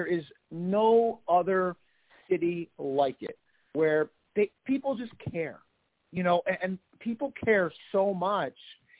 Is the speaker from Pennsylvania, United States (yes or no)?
yes; Bensalem, Pennsylvania, United States; I grew up in Bucks County. I grew up in Bensalem.